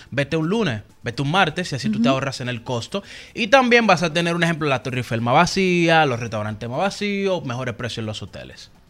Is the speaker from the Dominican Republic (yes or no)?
yes; Dominican Republic; yo dominicano